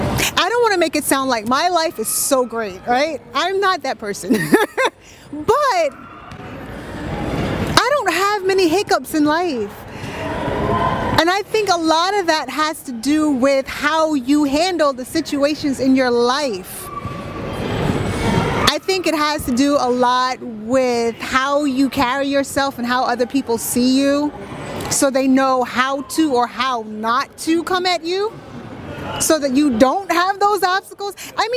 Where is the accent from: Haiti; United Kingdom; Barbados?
Barbados; I am from the Caribbean.